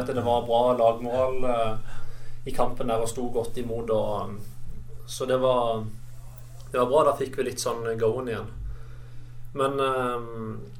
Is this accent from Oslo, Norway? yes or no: no; Kristiansand, Agder, Norway; jeg følger litt med på Start siden jeg er fra Kristiansand